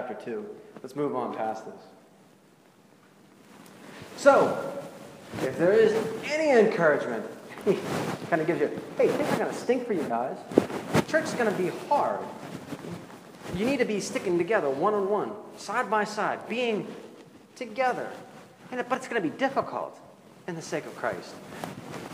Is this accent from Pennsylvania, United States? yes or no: yes; Pittsburgh, Pennsylvania, United States; now in Central Ohio, United States; I'm from Pittsburgh